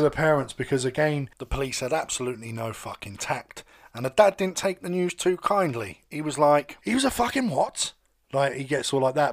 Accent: London, United Kingdom; I grew up in London, so I was always around gays at school

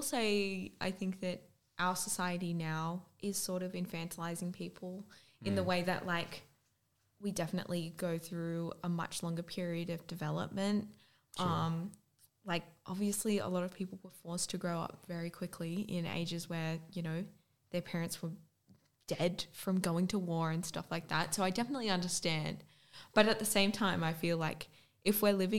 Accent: Newcastle, New South Wales, Australia; we're from Newcastle

